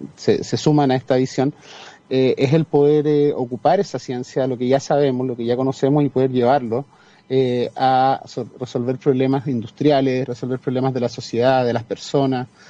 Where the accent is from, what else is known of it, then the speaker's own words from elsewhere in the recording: Chile; first language Spanish; also born or lived in Singapore; Chile tiraba más en ese momento y, quise volver a mi tierra